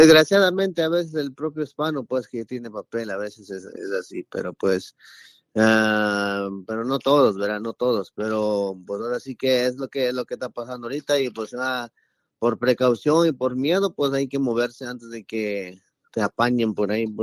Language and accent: Spanish; Oaxaca, Mexico; now in Florida, United States; encontré a un amigo paisano mío, que nosotros somos de Oaxaca